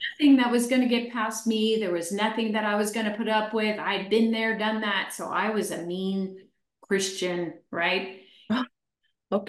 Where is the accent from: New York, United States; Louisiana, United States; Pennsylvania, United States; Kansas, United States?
Pennsylvania, United States; Chester; I was born in Chester, Pennsylvania about 63 years ago. I was raised by an alcoholic mother